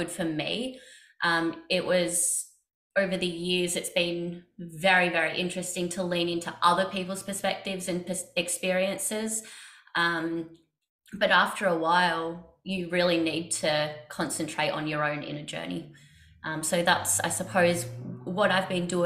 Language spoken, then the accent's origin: English; Australia; I grew up in Australia